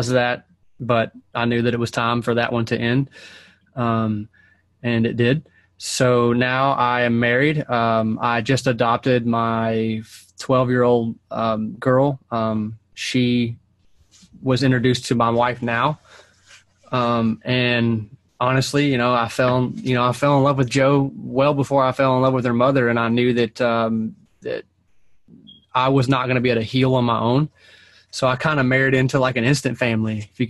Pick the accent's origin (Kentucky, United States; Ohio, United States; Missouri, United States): Kentucky, United States; Owensboro; moved away; I was born and raised in Owensboro, Kentucky